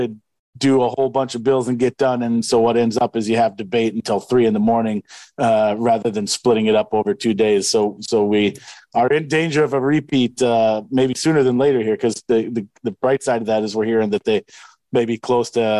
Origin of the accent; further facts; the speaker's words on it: Wisconsin, United States; now in Iowa, United States; my home state